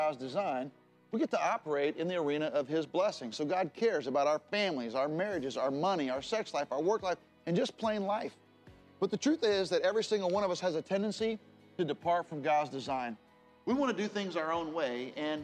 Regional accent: Jacksonville, Florida, United States; I grew up in Jacksonville where our families planted a church together.

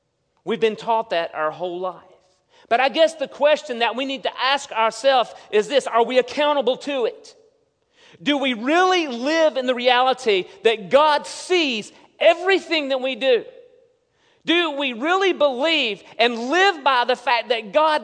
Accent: Hudson, United States; growing up in Hudson, the very small town

